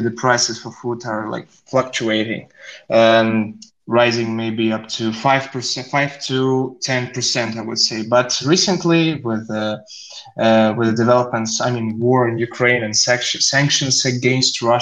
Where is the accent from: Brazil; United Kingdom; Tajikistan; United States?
Tajikistan; we in Tajikistan